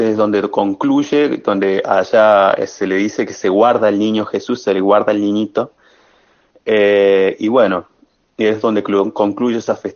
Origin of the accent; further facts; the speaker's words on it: Libertador General San Martín, Jujuy, Argentina; era difícil encontrar un, profesor ahí en mi pueblo, en Libertador, en, el departamento de Levesma